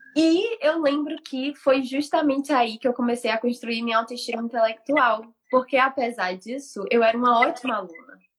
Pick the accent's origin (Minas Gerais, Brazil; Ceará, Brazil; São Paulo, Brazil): Ceará, Brazil; Fortaleza; moved away; eu sou de Fortaleza, né? Fortaleza, meu povo, assim praia.